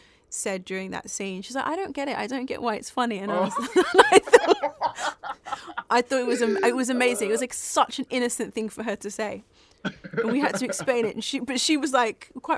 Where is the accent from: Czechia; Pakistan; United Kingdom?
United Kingdom; London; We're both from South London